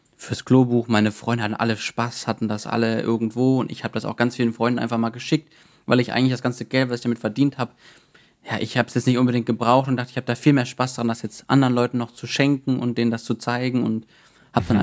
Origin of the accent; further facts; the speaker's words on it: Cologne, North Rhine-Westphalia, Germany; ich komme ja aus Köln oder wohne in Köln